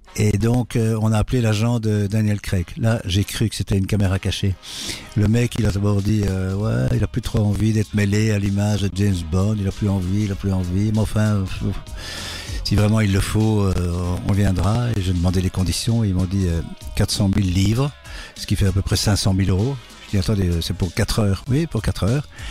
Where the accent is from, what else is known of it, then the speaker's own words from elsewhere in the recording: Brussels, Brussels-Capital Region, Belgium; Je suis euh, bruxellois